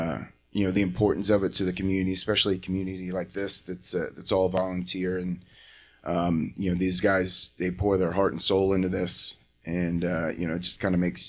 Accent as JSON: {"language": "English", "town": "Raleigh", "region": "North Carolina", "country": "United States", "tie": "born or raised there", "said": "So I grew up in Raleigh, North Carolina. At least when I was younger, from about the ages of five, I think, till I was sixth grade, seventh grade, maybe."}